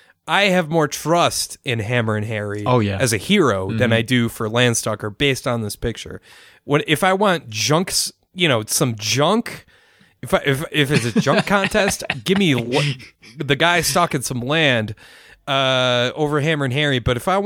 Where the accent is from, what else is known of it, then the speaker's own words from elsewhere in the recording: Germany; English is a second language; So anyways … I'm from Germany